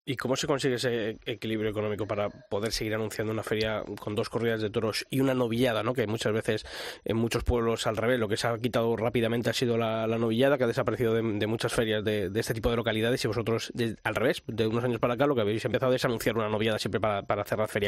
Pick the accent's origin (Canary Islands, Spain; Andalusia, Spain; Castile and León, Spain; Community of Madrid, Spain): Castile and León, Spain; Arévalo; mi tierra, en Arevalo